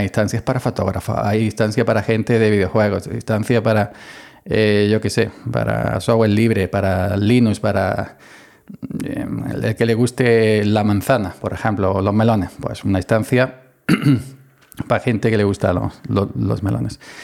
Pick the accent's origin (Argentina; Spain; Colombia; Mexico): Spain; Andalusia; soy andaluz